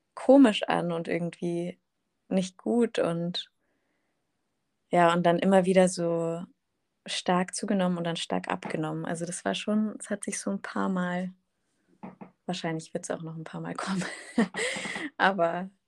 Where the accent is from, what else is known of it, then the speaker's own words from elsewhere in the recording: Munich, Bavaria, Germany; moved away as an adult; now in Berlin, Germany; komme ursprünglich aus München, aus Bayern